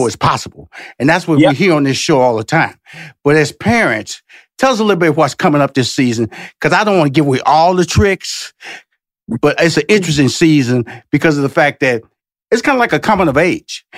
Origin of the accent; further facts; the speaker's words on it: Houston, Texas, United States; I came from Fifth Ward and and I went to college